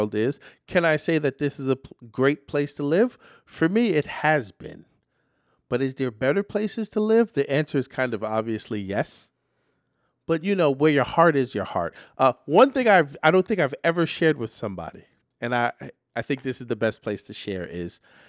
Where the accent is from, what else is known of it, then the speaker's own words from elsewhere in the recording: New York City, New York, United States; New York City is my hometown. Regardless of how many places I was bounced around in my youth to get here, I have chosen to live and own property in New York City.